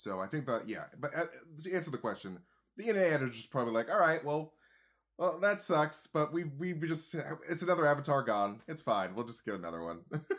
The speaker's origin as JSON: {"language": "English", "region": "Wyoming", "country": "United States", "said": "I'm from Wyoming."}